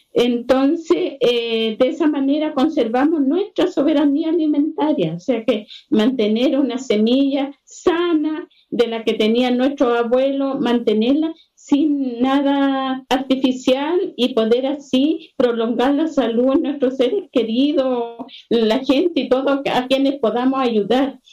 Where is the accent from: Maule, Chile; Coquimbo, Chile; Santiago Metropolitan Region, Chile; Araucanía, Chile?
Coquimbo, Chile; Combarbalá; Yo soy de Conbarbalá